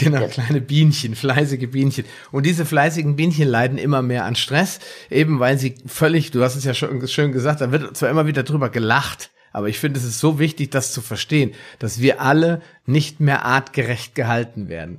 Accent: Germany; bei uns in Deutschland

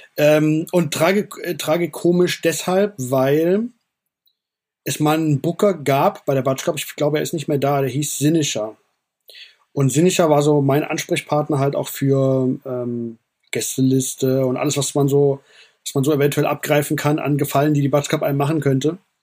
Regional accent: Frankfurt, Hesse, Germany; ich bin Frankfurter, hier hat alles angefangen

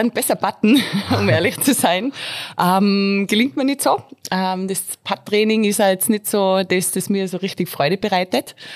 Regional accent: Mieming, Tyrol, Austria; Natürlich bei mir zu Hause im wunderschönen Mirming, Golfclub Mirminger Plateau. Das ist meine Heimat, da bin ich aufgewachsen

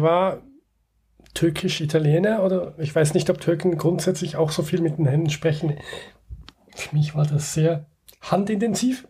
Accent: Switzerland; wir als Schweizer

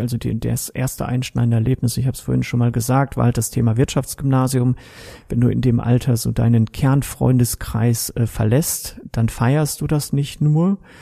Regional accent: Kevelaer, North Rhine-Westphalia, Germany; now in Straelen, Germany; Geboren in Kevlar, mittlerweile aber wohnhaft in Strahlen am schönen Niederrhein

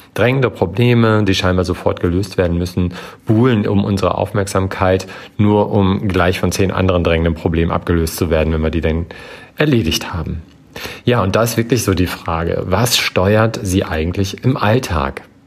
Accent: Germany; bei uns in Deutschland

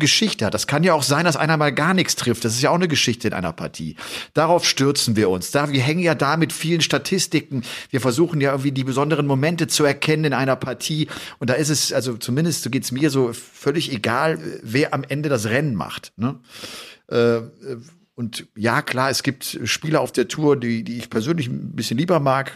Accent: Germany; bei uns in Deutschland

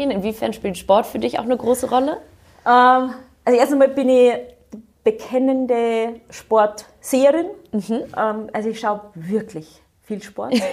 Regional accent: Bavaria, Germany; Ich bin im Bayerischen Wald aufgewachsen, also ein äh, durchaus

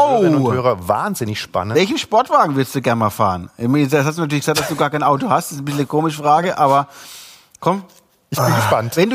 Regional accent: Bremen, Germany; Ich bin gebürtiger Bremer.

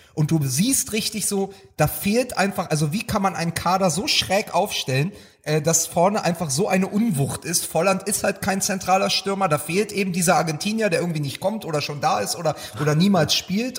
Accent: Berlin, Germany; als Berliner

